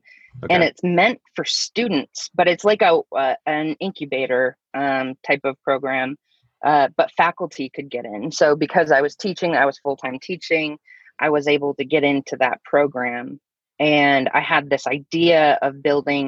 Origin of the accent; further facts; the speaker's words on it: Thousand Oaks, California, United States; I grew up in Thousand Oaks, California